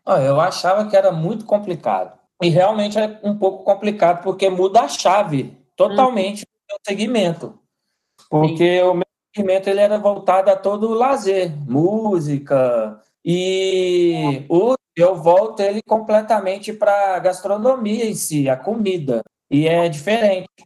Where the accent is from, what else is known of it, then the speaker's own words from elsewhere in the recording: Belo Horizonte, Minas Gerais, Brazil; moved away as an adult; also born or lived in interior of São Paulo; sou mineiro. Nascido e criado aqui em Belo Horizonte